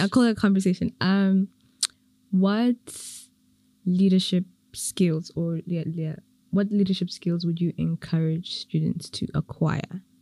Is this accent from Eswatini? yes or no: yes; Eswatini; now in Rwanda; I'm from Swaziland, so but I'm in Rwanda.